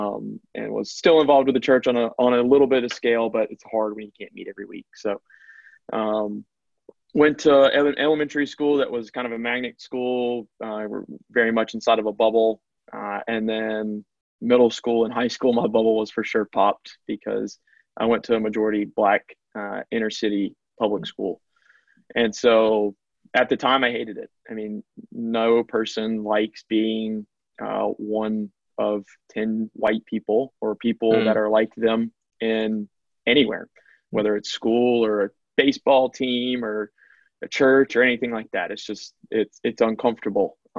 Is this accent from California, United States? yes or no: no; Macon, Georgia, United States; I am from Macon, Georgia, which is right dead center in the heart of middle Georgia. And I grew up there